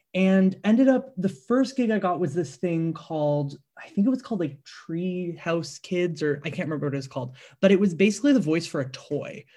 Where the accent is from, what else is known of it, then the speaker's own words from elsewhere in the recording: Markham, Ontario, Canada; I'm from Markham originally.